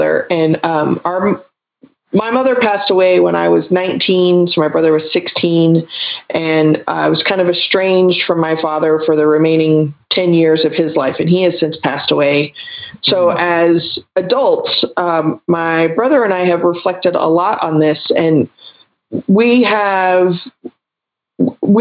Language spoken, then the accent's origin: English; Texas, United States; I'm originally from Texas and I grew up with professional bodybuilders and powerlifters in my life